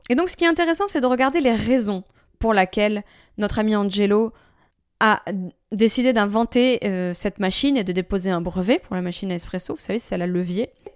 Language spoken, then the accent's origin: French; France; chez nous en France